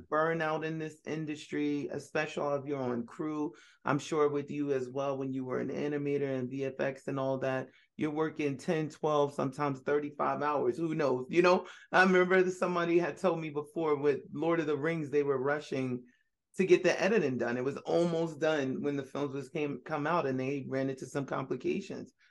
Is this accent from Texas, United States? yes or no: no; New York City, New York, United States; I was born in Brooklyn